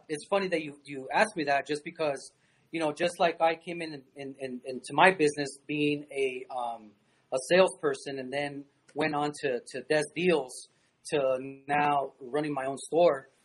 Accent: Arizona, United States; moved away as an adult; also born or lived in Tucson, Arizona; now in El Paso, United States; my home state. Um, maybe Phoenix, Arizona

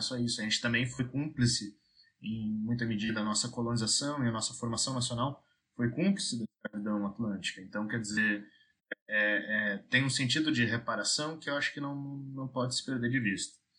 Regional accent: Rio Grande do Sul, Brazil; moved away as an adult; now in Paraíba, Brazil; apesar de estar trabalhando na Paraíba, eu sou gaúcho, né? E tenho a ah, minha formação no Rio Grande do Sul.

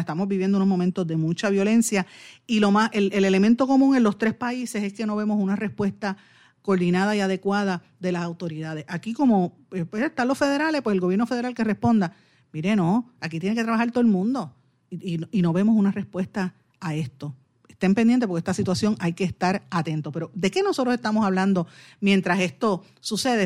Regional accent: Puerto Rico; como puertorriqueña

